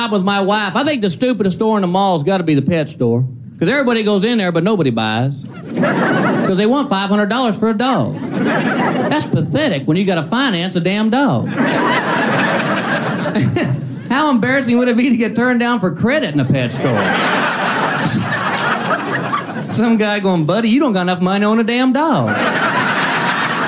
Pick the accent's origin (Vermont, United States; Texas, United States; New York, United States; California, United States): Texas, United States; moved away as an adult; I'm originally from Texas. I was born. I like being from there. I like being from Texas because you grow up with their little Texas sayings.